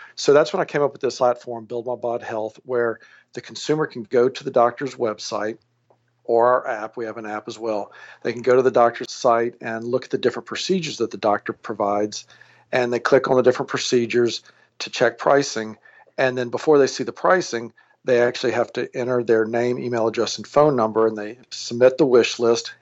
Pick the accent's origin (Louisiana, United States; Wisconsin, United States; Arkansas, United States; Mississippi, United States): Louisiana, United States; Alexandria; moved away as an adult; also born or lived in New Orleans, Louisiana / Cleveland, Ohio / Baton Rouge, Louisiana; now in San Francisco, United States; I was born and raised in Alexandria, Louisiana.